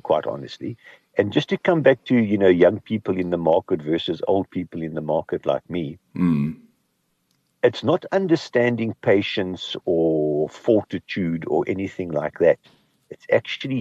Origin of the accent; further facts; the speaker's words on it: Kimberley, Northern Cape, South Africa; I grew up in Kimberley